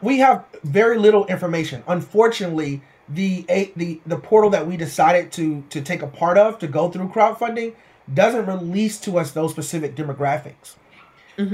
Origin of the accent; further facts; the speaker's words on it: Houston, Texas, United States; I'm originally from Houston, Texas, born and raised in Houston, Texas